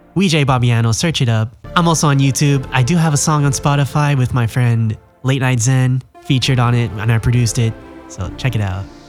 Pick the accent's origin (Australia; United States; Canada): United States; Growing up as a Filipino American in America wasn't the most glamorous